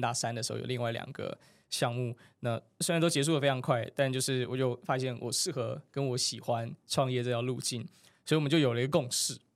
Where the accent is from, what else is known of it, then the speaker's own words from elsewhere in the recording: Taiwan; 我们要把台湾的护照翻开